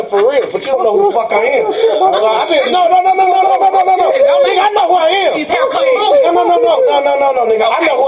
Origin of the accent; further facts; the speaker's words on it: St. Louis, Missouri, United States; also born or lived in Kansas City, Missouri; growing up in St. Louis, I went to 13 different schools and I grew up in social services